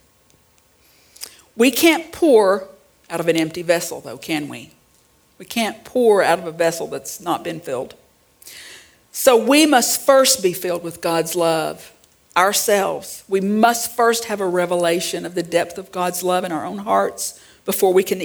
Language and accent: English; Central Arkansas, United States; I grew up in Central Arkansas